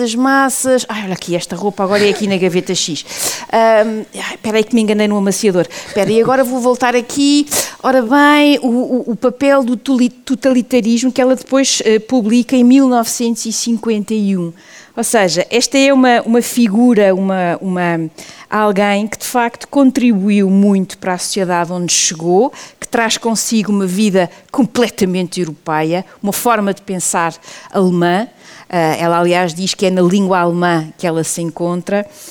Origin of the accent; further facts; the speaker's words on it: Portugal; nós portugueses